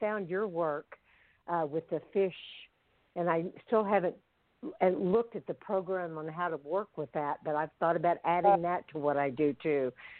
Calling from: Oklahoma City, Oklahoma, United States; I'm calling from Oklahoma City.

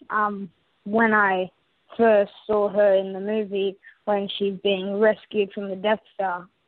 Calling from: Sydney, New South Wales, Australia; I'm calling from Sydney, Australia.

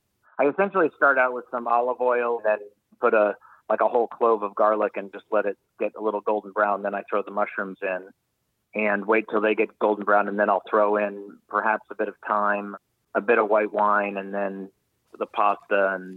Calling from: Geneva, Switzerland; I'm in Geneva, Switzerland.

